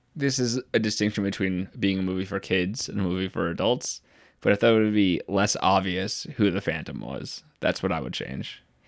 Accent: Utica, New York, United States; I'm from Utica.

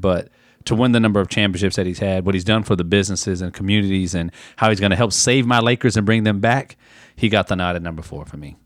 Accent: San Antonio, Texas, United States; I grew up in San Antonio

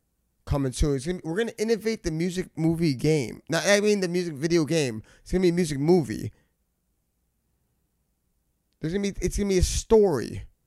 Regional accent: Guyana; But we're West Indian because we're from Guyana.

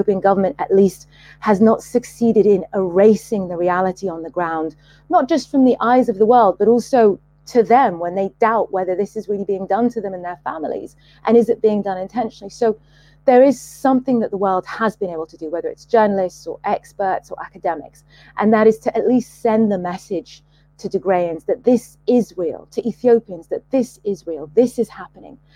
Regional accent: Sudan; I'm from Sudan

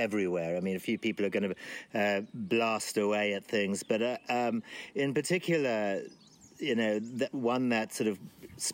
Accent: Zimbabwe; born or raised there

